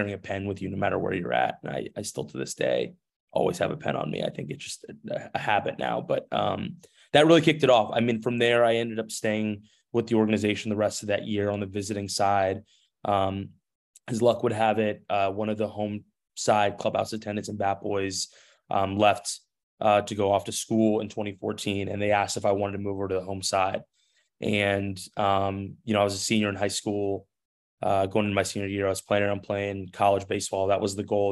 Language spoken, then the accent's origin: English; San Francisco, California, United States; my hometown team, the San Francisco Giants